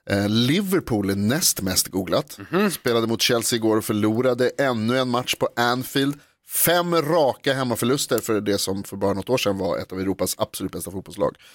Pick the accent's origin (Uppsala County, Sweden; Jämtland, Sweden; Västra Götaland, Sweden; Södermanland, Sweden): Västra Götaland, Sweden; Skaraborg; born or raised there